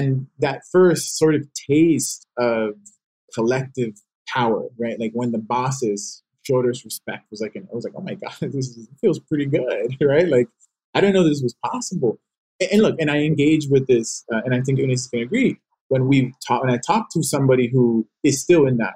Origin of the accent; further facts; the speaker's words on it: Los Angeles, California, United States; I grew up in South Central, but I went to school in Watts